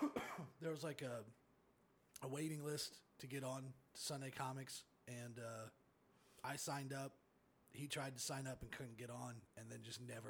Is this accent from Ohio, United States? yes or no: yes; Dayton, Ohio, United States; born or raised there; also born or lived in Atlanta, Georgia